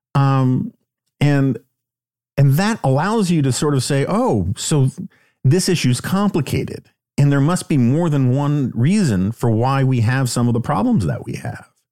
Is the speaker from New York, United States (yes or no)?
yes; New York City, New York, United States; growing up in New York City